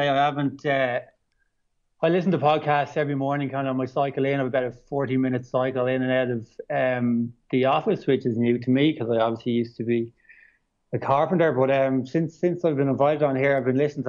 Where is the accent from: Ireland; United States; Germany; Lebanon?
Ireland; Dublin, Leinster; moved away as an adult; now in Australia; I'm from Dublin City, so I'm a city boy. So we kind of grew up pretty close to maybe 10 minutes outside Dublin City Centre